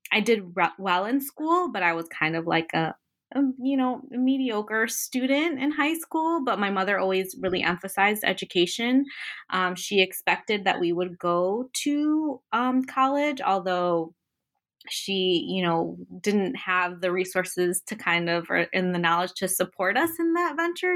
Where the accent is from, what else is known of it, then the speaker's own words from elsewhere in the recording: Chicago, Illinois, United States; I was born and raised in Chicago